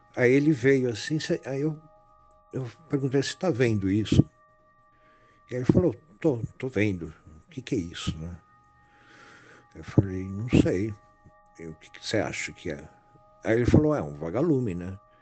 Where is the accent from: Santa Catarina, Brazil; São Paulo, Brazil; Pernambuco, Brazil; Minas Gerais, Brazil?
São Paulo, Brazil; Santana de Parnaíba; E lá eu passei toda a minha infância, meus avós são de lá